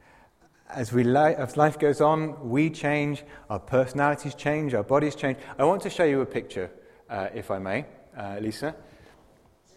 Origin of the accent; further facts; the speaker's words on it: England, United Kingdom; now in Zurich, Switzerland; I'm English and I can't speak English properly